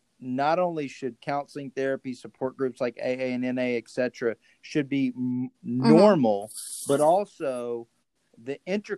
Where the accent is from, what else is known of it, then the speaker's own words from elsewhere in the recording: Bryan, Texas, United States; I'm from Bryan, you're from College Station, and we would end up at a lot of the same parties.